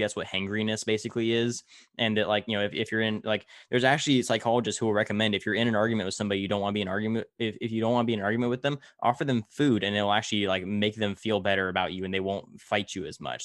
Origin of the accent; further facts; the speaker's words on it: Tulare, California, United States; in my hometown of Tulare, we're right in the smack dab middle of the Central Valley